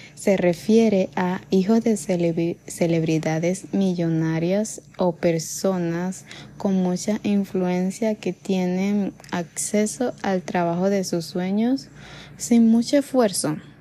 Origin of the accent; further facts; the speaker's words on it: Venezuela; en ese tiempo la situación en mi país